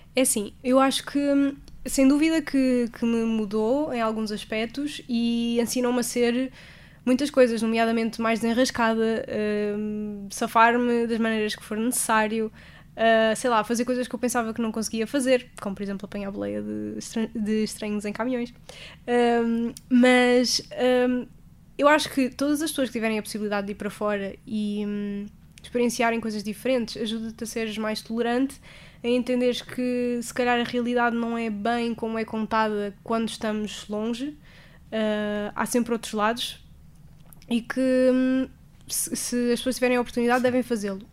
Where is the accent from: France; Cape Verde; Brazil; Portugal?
Portugal; sou de Portugal